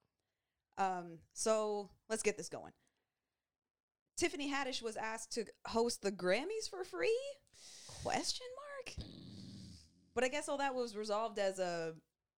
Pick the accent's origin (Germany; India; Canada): Canada; as black and as Canadian as we are